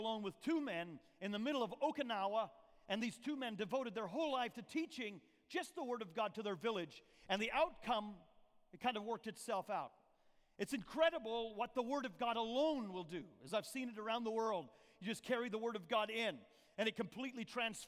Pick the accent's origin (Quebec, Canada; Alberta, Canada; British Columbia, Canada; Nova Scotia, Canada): Alberta, Canada; moved away as an adult; also born or lived in Newfoundland, Canada / Papua New Guinea; now in United States; I was born on the island of Newfoundland, Canada, East Coast. I was raised till I was 18 in the province of Alberta